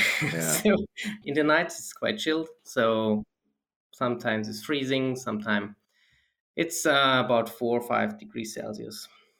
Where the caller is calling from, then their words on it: Dornbirn, Vorarlberg, Austria; I'm joining here from Austria, mm-hmm. in the very western part. It's near Lake of Constance in Dornbirn.